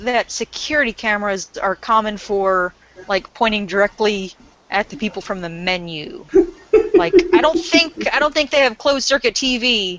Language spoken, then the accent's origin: English; the South, United States; I'm from the South.